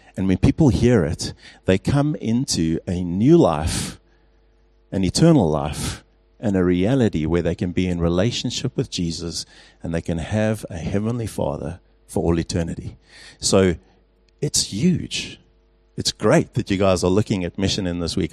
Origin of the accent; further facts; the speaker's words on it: England, United Kingdom; also born or lived in Pretoria, South Africa; now in Stellenbosch, South Africa; as an Englishman